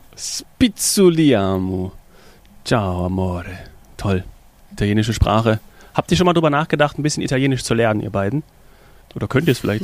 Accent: Munich, Bavaria, Germany; mich als Münchner

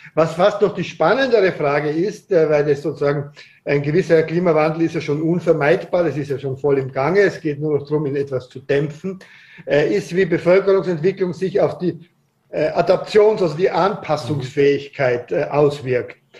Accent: Austria; bei uns in Österreich

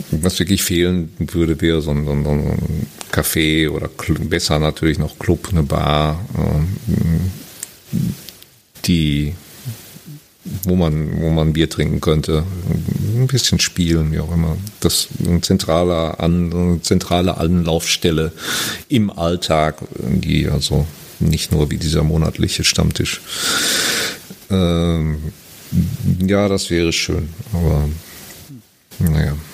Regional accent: Germany; Wie gesagt, ich habe, ich bin Deutscher, aber habe relativ wenig Erfahrung.

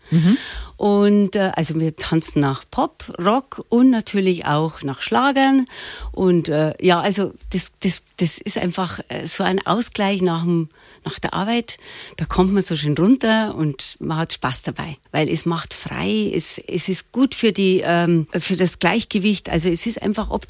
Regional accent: Munich, Bavaria, Germany; born there; Ich bin eigentlich gebürtig in München geboren. Wir sind alle in München geboren, weil der Papa damals da gearbeitet hat.

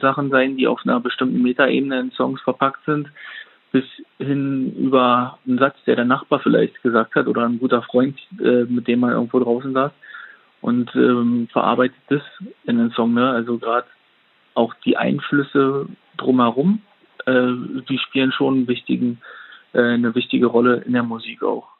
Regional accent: Oranienburg, Brandenburg, Germany; ich bin in Oranienburg geboren und ähm, ja, habe hier in verschiedenen äh, Städten und Dörfern bereits schon gewohnt

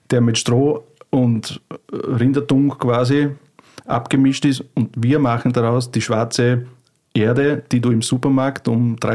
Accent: Burgenland, Austria; Und bin aus dem Burgenland in Österreich, das ist im wunderschönen Österreich und im Burgenland. Das ist äh, das Bundesland, das gleich an die ungarische grenzt, an, an Ungarn ein bisschen, unsere Gegend. Und da bin ich eigentlich aufgewachsen

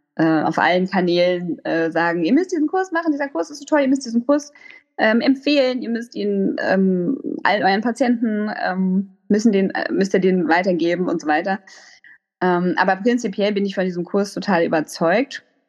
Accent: Hamburg, Germany; moved away as an adult; also born or lived in Freiburg; now in Lübeck, Germany; ich bin ursprünglich äh, Hamburgerin, also so Ur-Hamburgerin

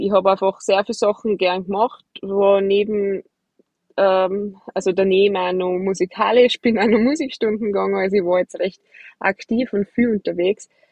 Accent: Austria; bei uns in Hochfilzen

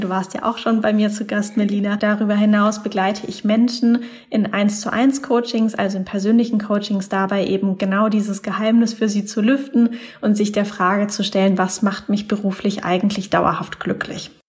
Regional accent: Mannheim, Baden-Württemberg, Germany; moved away as an adult; also born or lived in Taiwan; now in Hamburg, Germany; ich komme ursprünglich aus Mannheim da in der Ecke

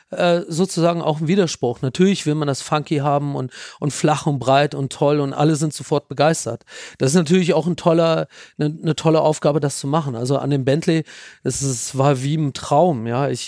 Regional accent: Wolfsburg, Lower Saxony, Germany; moved away; also born or lived in Bingen am Rhein; geboren bin ich, bin ich in Bingen am Rhein, aber ich bin aufgewachsen in Wolfsburg

